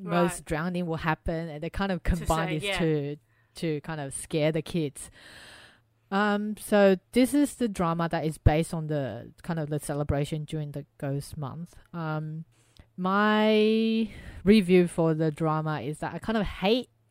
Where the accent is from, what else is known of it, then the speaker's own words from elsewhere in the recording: Taiwan; moved away; growing up in Taiwan